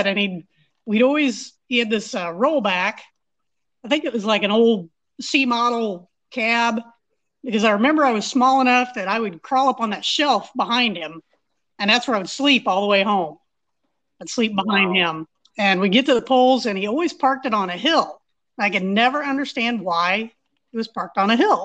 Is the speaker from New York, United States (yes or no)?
no; Greenville, Illinois, United States; also born or lived in Nokomis, Illinois / Patriot, Indiana; I live in Greenville, Illinois. That's been my hometown since we moved back here when I was 6 months old